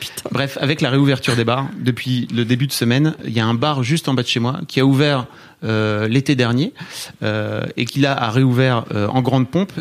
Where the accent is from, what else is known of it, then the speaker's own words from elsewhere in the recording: Hauts-de-France, France; moved away; moi, je viens de Neuvillan-Ferrand, dans le nord